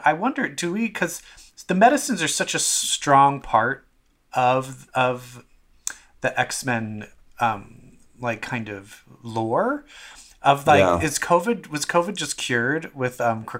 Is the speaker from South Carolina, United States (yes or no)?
no; Baltimore, Maryland, United States; my hometown of Baltimore, Maryland.